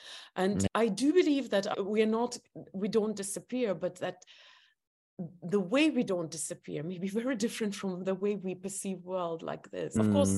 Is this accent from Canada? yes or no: no; Estonia; English is a second language; I come from Estonia.